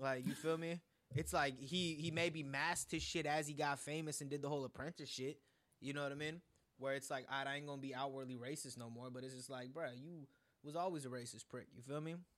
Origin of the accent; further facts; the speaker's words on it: United States; also born or lived in India; somebody like me who's lived in America for all my life but five years, but I was born in India